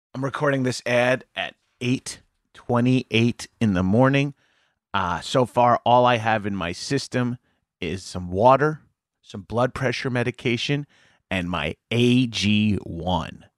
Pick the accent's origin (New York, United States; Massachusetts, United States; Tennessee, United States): New York, United States; Long Island; I grew up, uh, on Long Island, A K A, like, suburbs of, uh, New York City